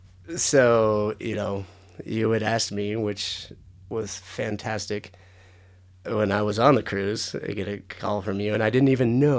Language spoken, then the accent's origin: English; San Diego, California, United States; born there; I was born in San Diego.